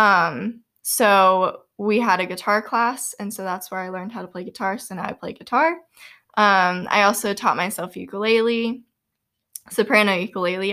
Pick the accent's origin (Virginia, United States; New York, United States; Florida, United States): Florida, United States; Boynton Beach; moved away as an adult; also born or lived in Louisiana; now in Kentucky, United States; I am from Boynton Beach, Florida, actually, which is, like, halfway between West Palm Beach and Boca Raton